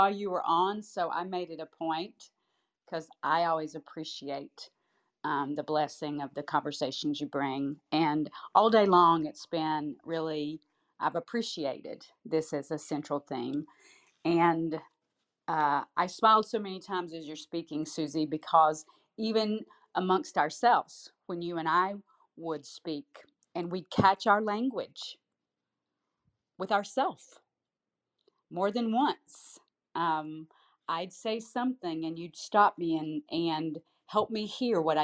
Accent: St. Petersburg, Florida, United States; now in Tampa, United States; I had lived in St. Petersburg for 48 of my 53 years

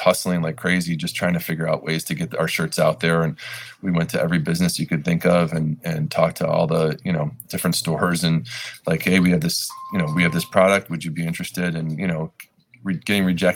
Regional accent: Lakewood, Ohio, United States; Lakewood's home to us though, because we grew up in Lakewood.

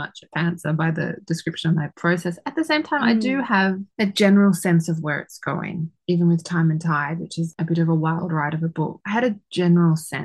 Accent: Sydney, New South Wales, Australia; I grew up in Sydney, so it's like back in my home city

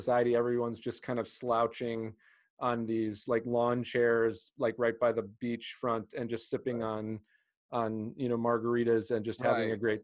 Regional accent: United States; also born or lived in Greece; as an American, as someone who grew up in America and then spent time in Greece

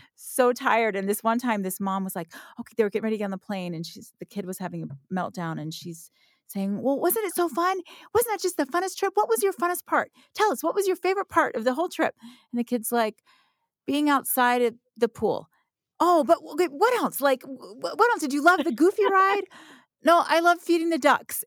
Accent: Orlando, Florida, United States; I grew up in Orlando

